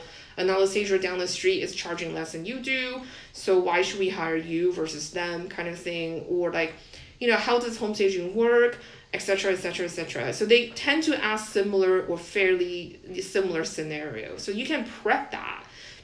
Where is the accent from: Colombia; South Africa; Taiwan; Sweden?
Taiwan; moved away as an adult; I grew up in Taiwan, that's how our education system is